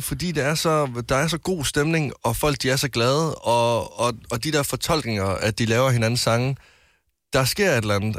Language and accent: Danish; West Jutland, Central Denmark Region, Denmark; jeg er en mand fra Vestjylland